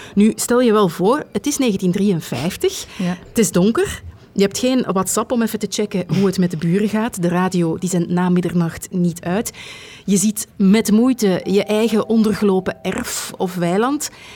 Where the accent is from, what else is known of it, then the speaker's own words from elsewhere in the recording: Flanders, Belgium; Bij ons in Vlaanderen